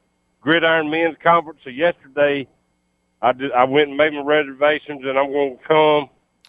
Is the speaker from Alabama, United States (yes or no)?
yes; Pell City, Alabama, United States; now in Montgomery, United States; I grew up in Pell City.